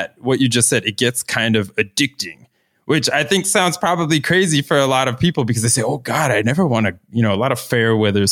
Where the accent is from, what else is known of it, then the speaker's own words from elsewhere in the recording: Florida, United States; moved away; I'm from Florida originally. So my, growing up outdoor experience is very much in this always fair weather swimming conditions